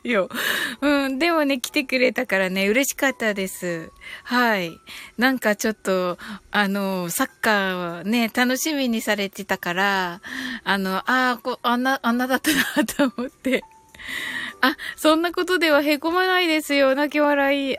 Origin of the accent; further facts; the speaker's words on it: Kyushu, Japan; 九州人なんで